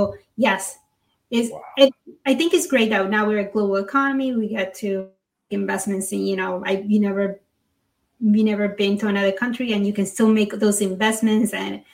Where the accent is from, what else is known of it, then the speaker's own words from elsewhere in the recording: Panama; moved away; I was born in Panama.